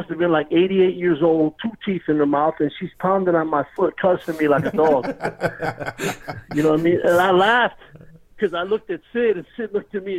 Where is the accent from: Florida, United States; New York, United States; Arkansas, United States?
New York, United States; New York City; moved away; I was born in Brooklyn, New York, yes, sir. And I was born and raised there